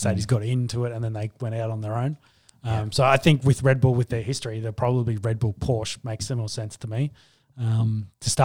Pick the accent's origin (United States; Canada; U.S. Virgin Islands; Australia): Australia; being the Australian fan